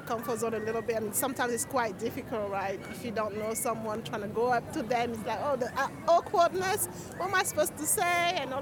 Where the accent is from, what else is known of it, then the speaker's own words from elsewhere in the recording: Cameroon; now in London, United Kingdom; I am from here, I suppose, well, from Cameroon